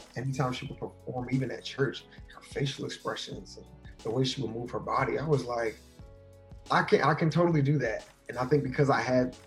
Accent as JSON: {"language": "English", "town": "Linden", "region": "New Jersey", "country": "United States", "tie": "born or raised there", "also_born_or_lived": "Livingston, New Jersey", "moved": "as an adult", "said": "I was born and raised in New Jersey, Linden, New Jersey"}